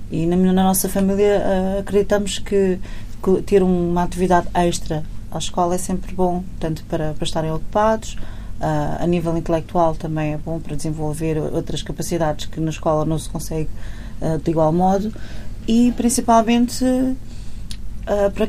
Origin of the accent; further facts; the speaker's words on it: Portugal; Como portuguesa, não é? A pessoa tem sempre aquele sangue quente e.